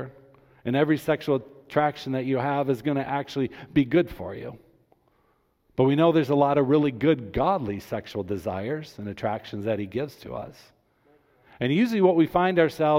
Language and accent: English; Grand Rapids, Michigan, United States; I was born and raised in Grand Rapids